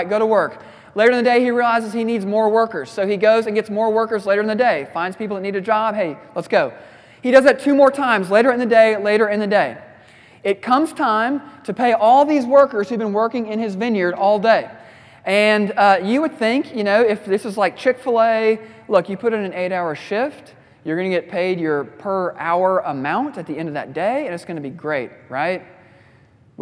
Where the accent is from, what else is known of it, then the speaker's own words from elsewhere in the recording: Midwest, United States; I'm a Midwesterner.